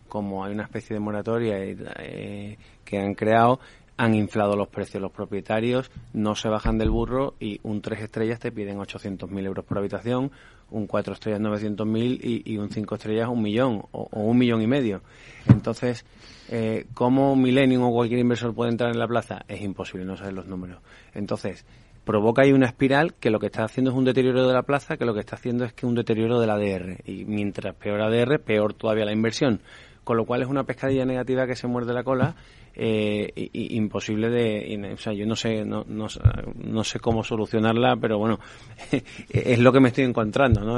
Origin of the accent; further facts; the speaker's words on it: Seville, Andalusia, Spain; moved away as an adult; now in Madrid, Spain; yo como, como sevillano, que llevo 14 años en Madrid